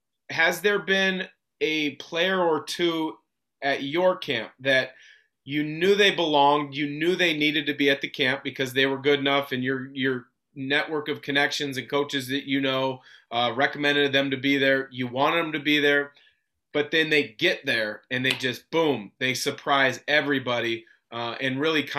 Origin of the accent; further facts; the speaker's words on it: Vancouver, Washington, United States; I grew up just outside the Portland area in Vancouver, Washington, not necessarily a huge hoops hotbed.